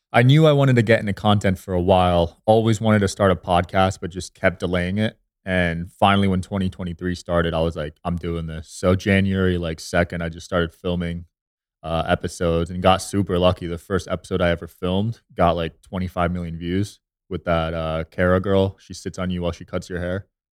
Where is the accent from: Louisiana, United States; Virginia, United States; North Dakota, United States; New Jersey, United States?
New Jersey, United States; moved away as an adult; also born or lived in Los Angeles; now in Las Vegas, United States; I grew up in Jersey